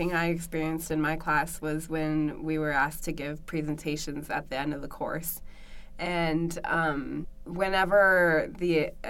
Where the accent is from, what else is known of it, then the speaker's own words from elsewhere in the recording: United States; growing up in the United States